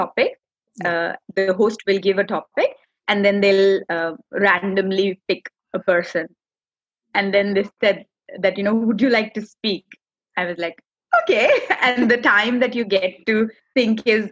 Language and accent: English; India; English is a second language; moved away as an adult; now in Australia; I do come from India. I was born and brought up there. You know, 32 years of my life I've spent there.